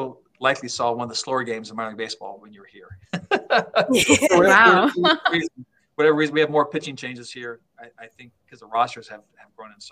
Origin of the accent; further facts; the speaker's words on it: Ohio, United States; moved away; I grew up in Ohio